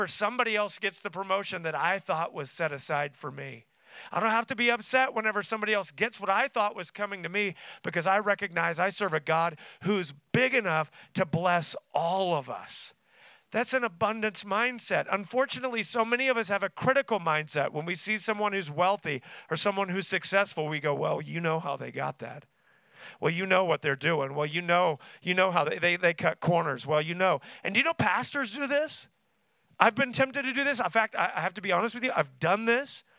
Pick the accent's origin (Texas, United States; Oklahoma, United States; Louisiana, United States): Oklahoma, United States; Tulsa; I grew up in Tulsa, met my wife at Oral Roberts University, which is there in Tulsa